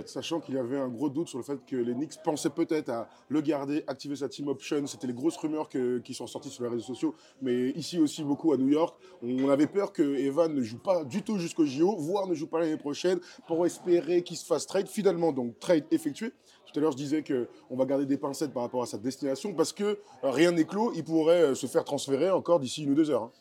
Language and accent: French; France; chez nous en France